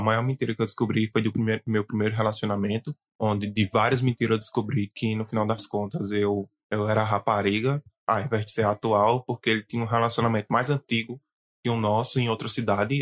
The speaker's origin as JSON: {"language": "Portuguese", "town": "Campina Grande", "region": "Paraíba", "country": "Brazil", "said": "sou de Campina Grande, Paraíba"}